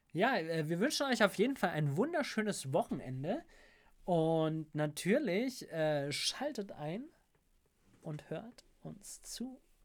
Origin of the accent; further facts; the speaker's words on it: Munich, Bavaria, Germany; Ich komme aus München, High Society